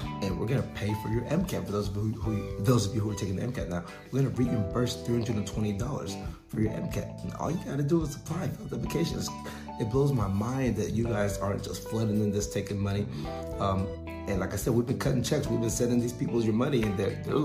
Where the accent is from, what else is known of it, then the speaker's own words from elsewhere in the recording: outside of Houston, Texas, United States; I grew up outside of Houston, so I actually went to high school and played ball with his nephew